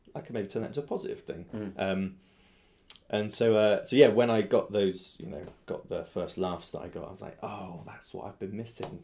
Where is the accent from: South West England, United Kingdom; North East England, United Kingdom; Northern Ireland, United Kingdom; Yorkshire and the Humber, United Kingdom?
South West England, United Kingdom; Swindon; also born or lived in Southampton; now in London, United Kingdom; my hometown, Swindon